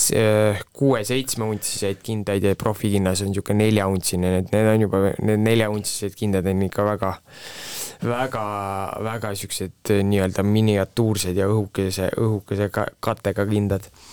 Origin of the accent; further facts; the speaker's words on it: Viljandi, Viljandi County, Estonia; moved away as an adult; also born or lived in Tartu; ma olen Viljandist pärit, läksin ülikooli Tartusse